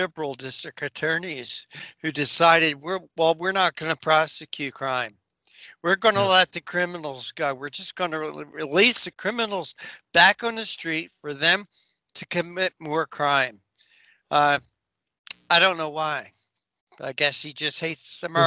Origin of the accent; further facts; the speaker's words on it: Philadelphia, Pennsylvania, United States; I live outside of Philadelphia, about 10, 15 miles. I was born in Philadelphia